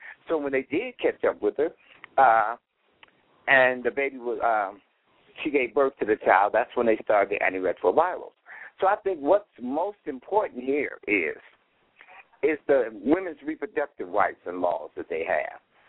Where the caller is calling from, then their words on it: Cleveland, Ohio, United States; I've been HIV-positive for 29 years. I'm calling from Cleveland, Ohio.